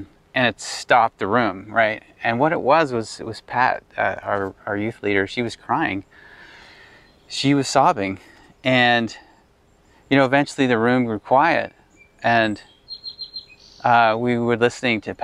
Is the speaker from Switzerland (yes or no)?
no; Ottawa, Ontario, Canada; when I was 16 years old, approximately 16. And we'd formed a youth group in our church, West Ottawa